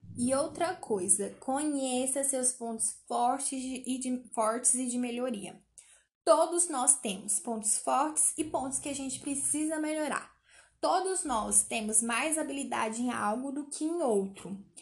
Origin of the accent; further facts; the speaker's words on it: Goiânia, Goiás, Brazil; eu sou goianiense